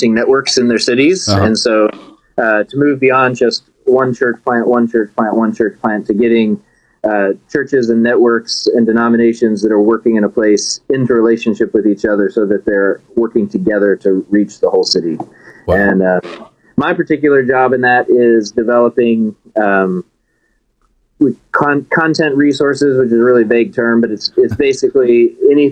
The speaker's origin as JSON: {"language": "English", "town": "Bentonville", "region": "Arkansas", "country": "United States", "tie": "born or raised there", "also_born_or_lived": "Chicago suburbs / Conway, Arkansas", "moved": "as an adult", "lives_now": "Manhattan, United States", "said": "I am originally from Bentonville, Arkansas. So I'm an Arkansas boy, and I like to remind people that there was nothing there when I grew up there"}